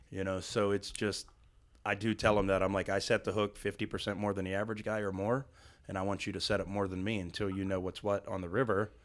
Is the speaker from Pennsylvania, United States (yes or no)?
yes; Western Pennsylvania, United States; now in Western North Carolina, United States; I'm actually from Western Pennsylvania, about fifty miles south of Pittsburgh.